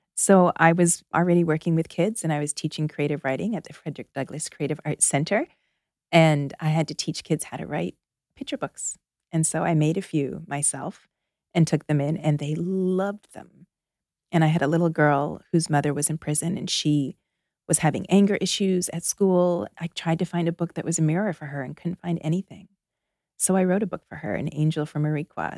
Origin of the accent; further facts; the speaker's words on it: outside of Toronto, Ontario, Canada; moved away as an adult; now in Philadelphia, United States; I spent my first 21 years in Canada. I'm Canadian. I grew up outside of Toronto.